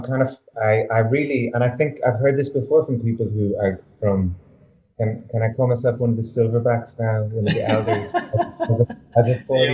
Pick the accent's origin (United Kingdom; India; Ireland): Ireland; moved away as an adult; now in Berlin, Germany; I grew up in a little village in Ireland, tiny little village, 1,000 people, 3 pubs.